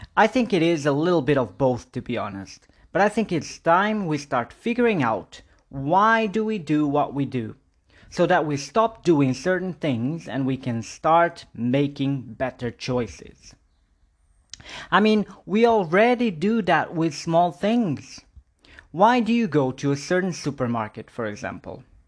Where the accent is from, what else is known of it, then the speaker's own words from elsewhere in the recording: Porto, Norte, Portugal; moved away as an adult; now in Budapest, Hungary; I'm still living in my hometown in Porto 8 years ago